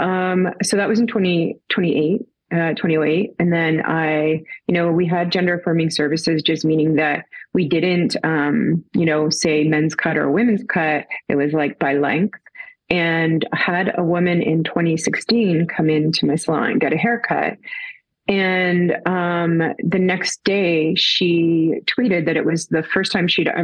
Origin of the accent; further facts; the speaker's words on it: Toronto, Ontario, Canada; I am from Toronto, Canada